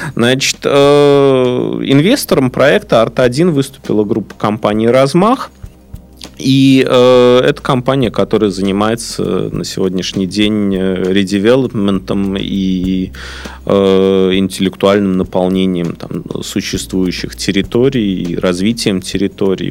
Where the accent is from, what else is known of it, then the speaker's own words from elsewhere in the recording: Saint Petersburg, Russia; Я здесь родился, я здесь вырос, я люблю Питер, я ленинградец, петербуржец